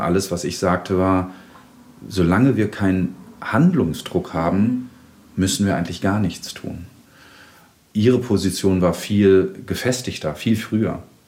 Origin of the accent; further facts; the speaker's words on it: Germany; Ich bin in einer Kleinstadt in Deutschland groß geworden, war so relativ der einzige Ausländer